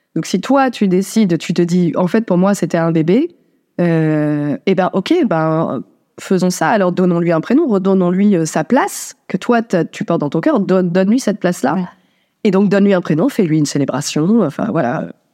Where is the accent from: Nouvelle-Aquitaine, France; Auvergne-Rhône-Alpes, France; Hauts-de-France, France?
Hauts-de-France, France; Dunkirk; je suis née à Dunkerque